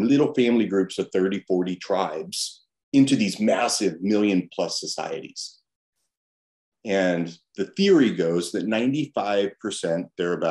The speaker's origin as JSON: {"language": "English", "town": "Los Angeles", "region": "California", "country": "United States", "tie": "born or raised there", "said": "I grew up in Los Angeles, you know, born in 68"}